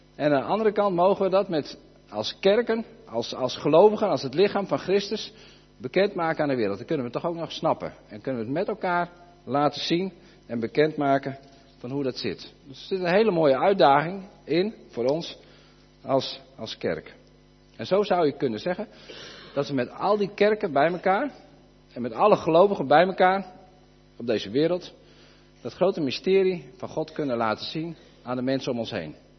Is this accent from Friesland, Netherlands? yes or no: yes; Friesland, Netherlands; wij wonen hier, de meeste van ons, denk ik, wonen in Friesland. We zijn ook Fries